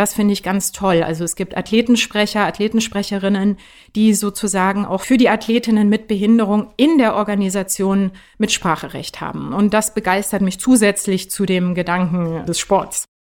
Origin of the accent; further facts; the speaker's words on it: Baden-Württemberg, Germany; moved away as an adult; also born or lived in Neu-Ulm, Bavaria; now in Berlin, Germany; ich bin geboren, streng genommen, in Bayern, aber aufgewachsen in Baden-Württemberg.